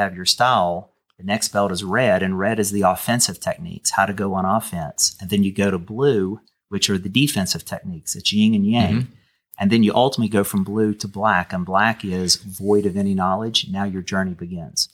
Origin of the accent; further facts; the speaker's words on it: Canova, West Virginia, United States; accent: twang; also born or lived in Wayne County, West Virginia; I was from Canova, West Virginia